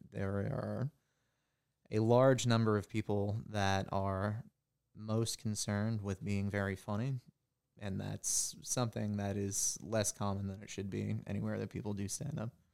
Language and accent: English; New Hampshire, United States; moved away as an adult; now in Cincinnati, United States; I grew up in New Hampshire.